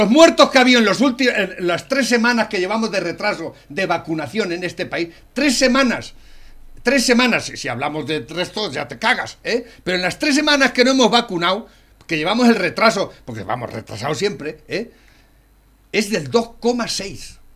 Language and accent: Spanish; Spain; yo, eh, soy español y vivo aquí